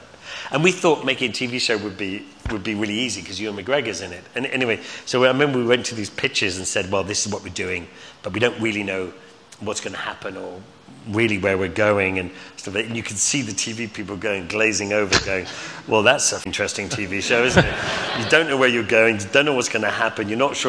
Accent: Scotland, United Kingdom; But then, you know, being Scottish, I wasn't going to get any of that.

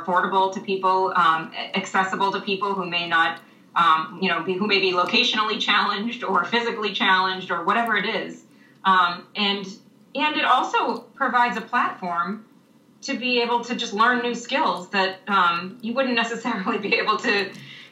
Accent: Massachusetts, United States; I grew up in Massachusetts where the school resides

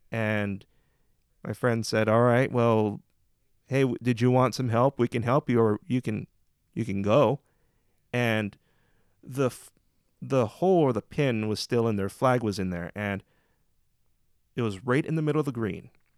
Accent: Hawaii, United States; But also it's like, I'm Hawaiian and it's just part of life.

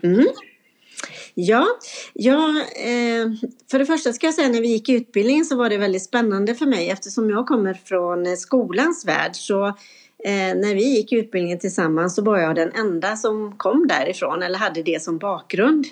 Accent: Vårgårda, Västra Götaland, Sweden; det är min hemkommun som jag har varit ifrån och jobbat i en annan kommun under en period. Men nu är jag tillbaka.

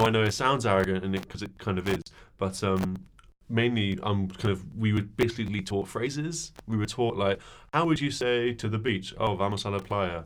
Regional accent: United Kingdom; now in Berlin, Germany; I'm from Britain, as you may have heard

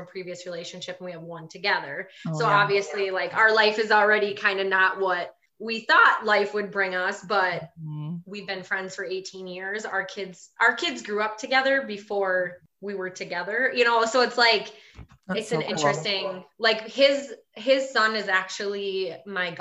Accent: Wisconsin, United States; I'm from Wisconsin, as you might be able to tell from my accent.

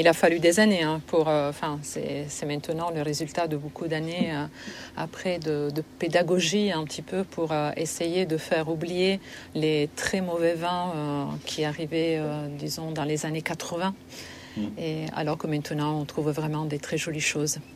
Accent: Liguria, Italy; now in France; je viens de Ligurie

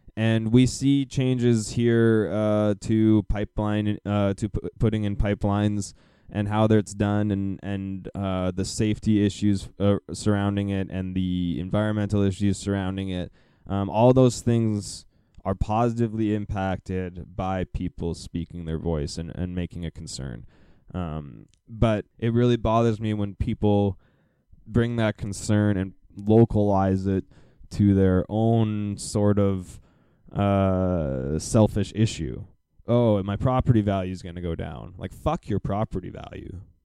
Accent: Calgary, Alberta, Canada; now in Burnaby area, Canada; I am from Calgary

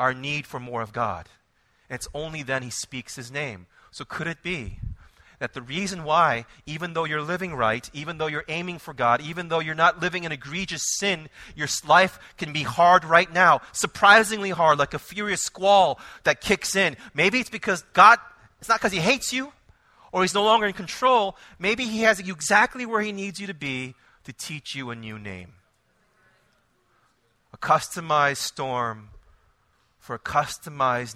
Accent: Israel; now I am from Israel

